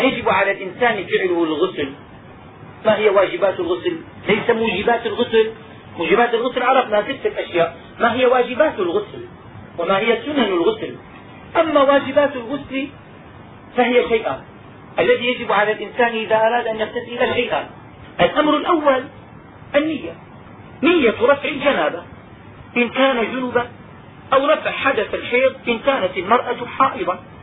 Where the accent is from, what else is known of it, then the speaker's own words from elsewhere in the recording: Damascus, Damascus Governorate, Syria; وعندنا في دمشق